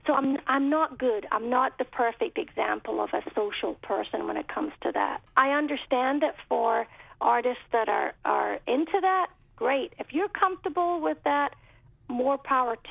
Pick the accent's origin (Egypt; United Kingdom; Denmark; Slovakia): United Kingdom; moved away as an adult; now in United States; I grew up in Britain where we had Radio 1 was our main radio station